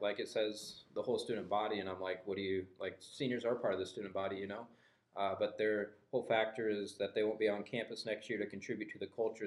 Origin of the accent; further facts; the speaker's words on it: Guthrie Center, Iowa, United States; I grew up in Guthrie Center, Iowa.